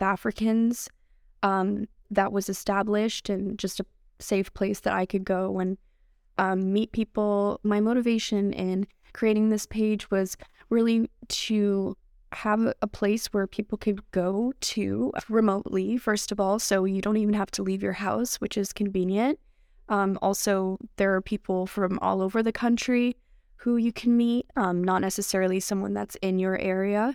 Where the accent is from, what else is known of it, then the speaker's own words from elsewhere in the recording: Canada; English is a second language; also born or lived in Algeria; at the age of six, I came here with my family